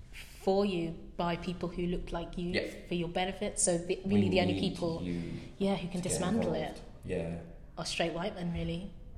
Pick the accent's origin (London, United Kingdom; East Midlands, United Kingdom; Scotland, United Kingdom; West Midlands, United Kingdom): East Midlands, United Kingdom; rural Nottinghamshire; But obviously I'm a highly melanated person, and I've always found that really complicated, because I can't really join in conversations about a back home that isn't rural Nottinghamshire or something like that.